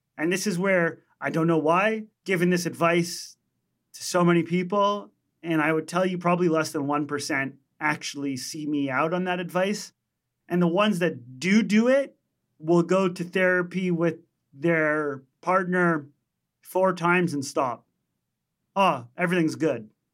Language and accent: English; Montreal, Quebec, Canada; we're from Montreal, Canada